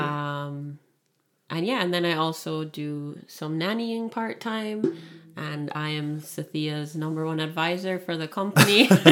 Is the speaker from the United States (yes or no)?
no; Kingston, Jamaica; moved away as an adult; also born or lived in Toronto, Canada; now in Niagara region, Canada; born and raised in Kingston, Jamaica, and lived there for eighteen years and then moved to Canada, Toronto, Canada, uh, when I was eighteen